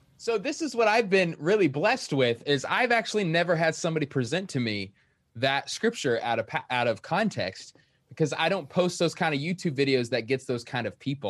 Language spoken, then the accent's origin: English; Queen Creek, Arizona, United States; I'm from Queen Creek, Arizona